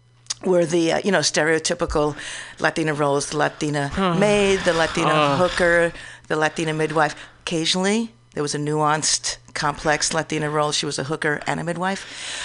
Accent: New York, United States; now in San Francisco, United States; Oh, well, I've been living in San Francisco for about 30 years. {S2} Yeah. {S4} But I came from New York

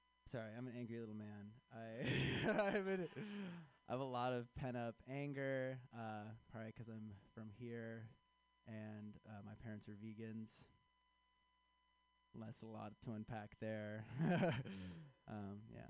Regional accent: Chicago, Illinois, United States; I am from Chicago. I'm back in town for this festival

